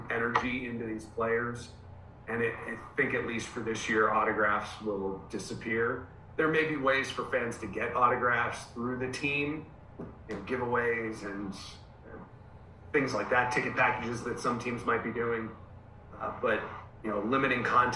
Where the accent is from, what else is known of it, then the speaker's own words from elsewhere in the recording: outside of Pittsburgh, Pennsylvania, United States; moved away as an adult; also born or lived in North Carolina / West Virginia; now in Scranton, United States; I grew up outside of Pittsburgh, went to Mercyhurst for school, lived in that area. Western PA, pretty much the first 22, 23 years of my life.